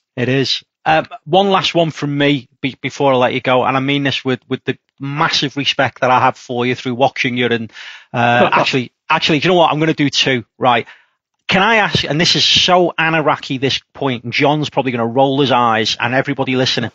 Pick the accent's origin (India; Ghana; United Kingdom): United Kingdom; Liverpool, North West England; I come from Liverpool.